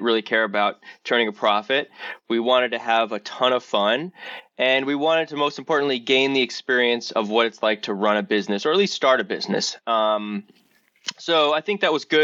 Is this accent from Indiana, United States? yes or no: no; New York City, New York, United States; I grew up in Rockaway. We are in New York City, but we're on the outskirts of it